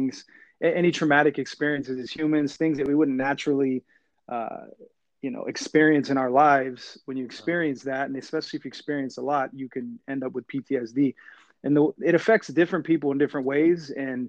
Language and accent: English; Fresno, California, United States; I grew up in Fresno, California.